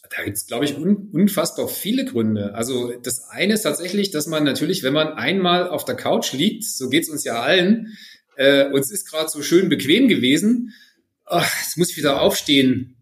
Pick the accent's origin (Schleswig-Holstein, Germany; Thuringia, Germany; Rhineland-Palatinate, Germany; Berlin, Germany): Thuringia, Germany; Friedrichroda; 77 ist schon ein paar Tage her, in Friedrichroda geboren.